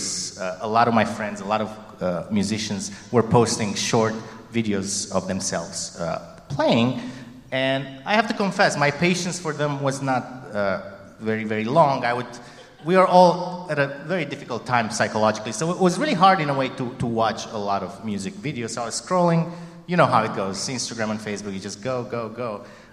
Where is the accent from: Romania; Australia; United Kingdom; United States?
Romania; moved away; growing up in Romania, this is a neighboring country to Hungary